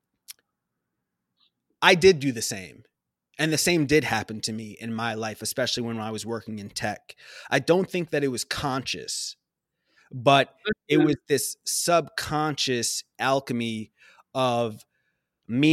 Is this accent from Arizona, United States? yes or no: no; Long Island, New York, United States; also born or lived in Abu Dhabi; a young person growing up on Long Island